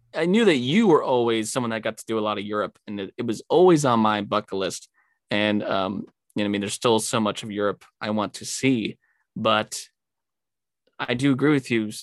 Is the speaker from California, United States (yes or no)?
yes; California, United States; moved away; growing up in California, I'm just kind of used to the desert